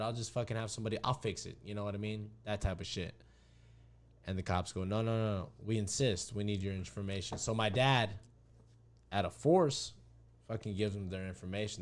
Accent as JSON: {"language": "English", "town": "Hayden", "region": "Arizona", "country": "United States", "tie": "born or raised there", "said": "we grew up in Hayden together."}